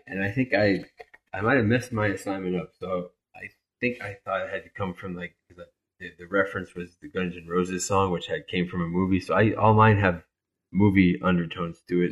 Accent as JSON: {"language": "English", "town": "Miami", "region": "Florida", "country": "United States", "tie": "born or raised there", "said": "I grew up in Miami"}